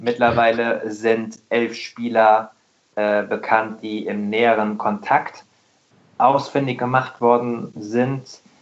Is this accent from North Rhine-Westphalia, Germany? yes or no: no; Rheingau, near Wiesbaden, Hesse, Germany; Ich bin auch äh, Hesse, ich komme ich komm aus dem Rheingau äh, bei Wiesbaden